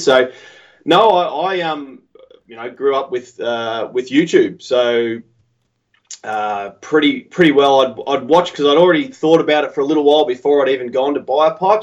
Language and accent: English; Australia